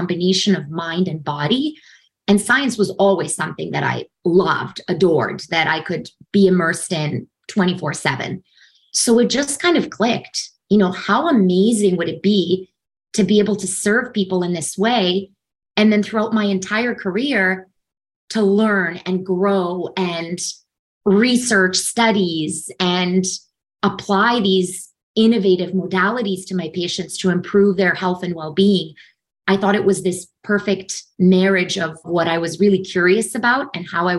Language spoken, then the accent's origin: English; Serbia; moved away; also born or lived in Canada / Los Angeles; Originally, I'm from Serbia. I was born and raised in Serbia. And in the early 90s, my family and I moved to Canada during the war in former Yugoslavia